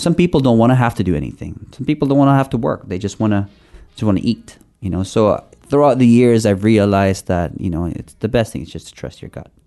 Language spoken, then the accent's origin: English; Philippines; now in Canada; I grew up in the Philippines.